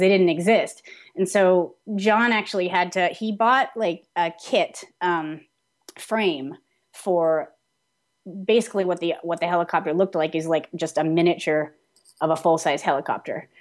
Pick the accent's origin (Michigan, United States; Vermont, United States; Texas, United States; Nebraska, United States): Vermont, United States; I grew up in Vermont